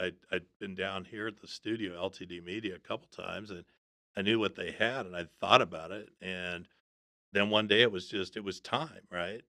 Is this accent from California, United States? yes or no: no; outside of Aspen, Colorado, United States; I grew up outside of Aspen